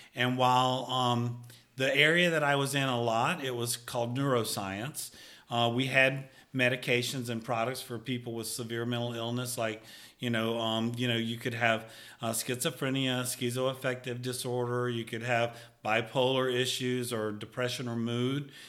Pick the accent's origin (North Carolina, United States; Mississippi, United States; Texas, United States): Mississippi, United States; Picayune; I was born and raised in Picayune, Mississippi, and I actually grew up on Goodyear Boulevard